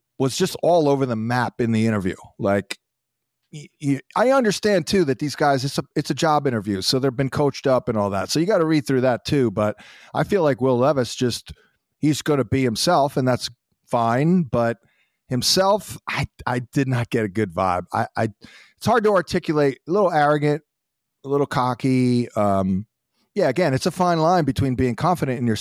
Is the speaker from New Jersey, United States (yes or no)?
yes; New Jersey, United States; where I grew up in New Jersey